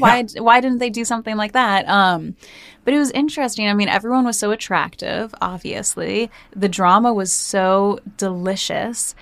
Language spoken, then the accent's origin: English; New Jersey, United States; growing up in Jersey